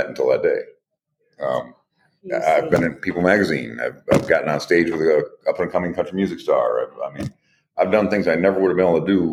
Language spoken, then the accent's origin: English; Toledo, Ohio, United States; also born or lived in Kalamazoo, Michigan; I was born in Kalamazoo, Michigan, but I was raised in Toledo